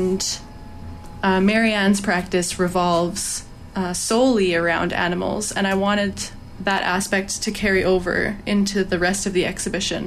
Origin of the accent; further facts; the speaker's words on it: Alberta, Canada; moved away as an adult; now in Vancouver, Canada; where I'm from Alberta, and I've been in Vancouver for about 3 years.